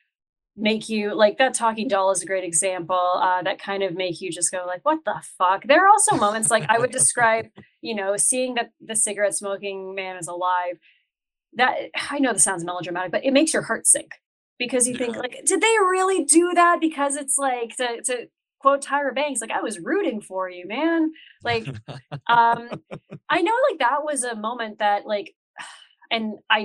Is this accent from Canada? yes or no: yes; North Bay, Ontario, Canada; I'm from North Bay